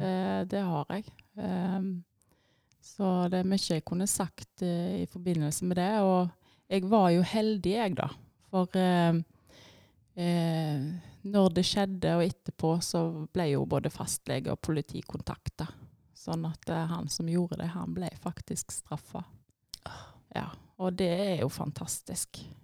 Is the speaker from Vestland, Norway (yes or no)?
yes; Etne, Vestland, Norway; moved away as an adult; now in Tysvær, Norway; jeg er oppvokst i Etne, eh, så jeg kommer fra ei lita bygd der.